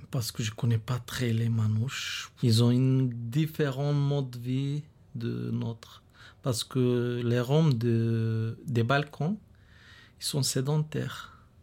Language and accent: French; Bulgaria; French is a second language; moved away as an adult; now in France; en Bulgarie, je suis né là-bas et je suis aussi étranger